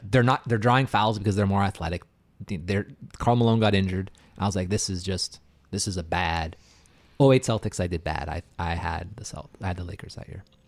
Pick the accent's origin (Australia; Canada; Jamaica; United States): Canada; I'm Canadian